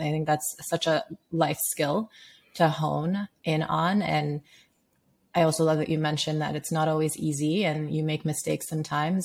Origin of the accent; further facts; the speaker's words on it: Sierra Leone; moved away; I grew up in Sierra Leone.